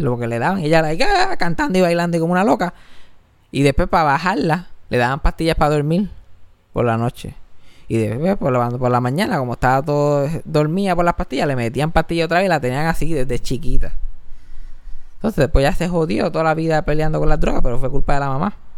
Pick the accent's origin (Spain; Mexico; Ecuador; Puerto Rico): Puerto Rico; Mayagüez; now in San Juan, Puerto Rico; como yo me crié en Mayagüe, me crié en el campo